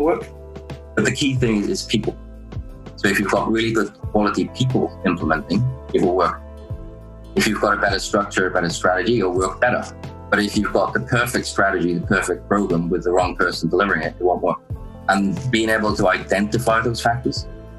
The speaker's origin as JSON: {"language": "English", "region": "Wales", "country": "United Kingdom", "also_born_or_lived": "Denmark / Ireland", "moved": "as an adult", "lives_now": "Australia", "said": "because I was from Wales"}